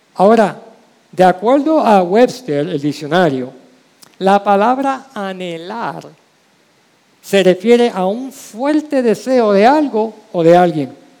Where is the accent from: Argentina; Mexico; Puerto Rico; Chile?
Puerto Rico; San Juan; la calle donde crecí, la calle Calma, en Villa Palmera, Santurce